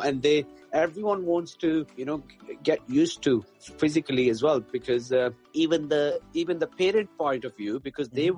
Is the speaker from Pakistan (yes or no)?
yes; Pakistan; moved away as an adult; now in Berkshire, United Kingdom; I'm from Pakistan, so I played first class cricket uh, there